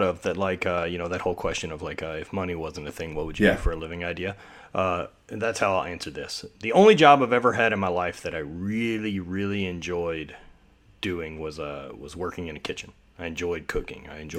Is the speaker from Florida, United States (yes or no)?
no; Louisiana, United States; that's why me and Donnie Schenkel have the same accent. We're both from Louisiana.